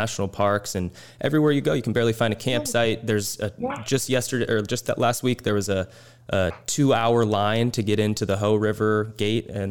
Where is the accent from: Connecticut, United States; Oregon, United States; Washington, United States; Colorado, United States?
Washington, United States; my home state